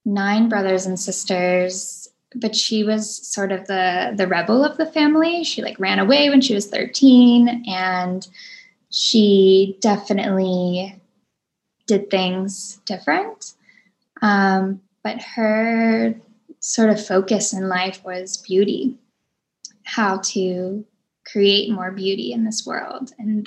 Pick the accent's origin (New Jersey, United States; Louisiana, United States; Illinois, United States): Louisiana, United States; New Orleans; also born or lived in Florida / Mississippi; But growing up in New Orleans definitely made a huge imprint in my life as well, because the spirit is definitely very alive there, and the spirit of music and the spirit of joy and the spirit of the other worlds.